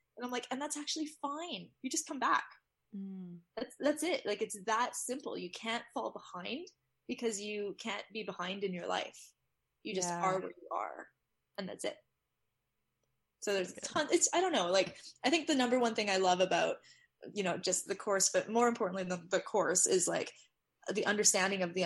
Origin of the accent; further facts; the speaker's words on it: Canada; I'm Canadian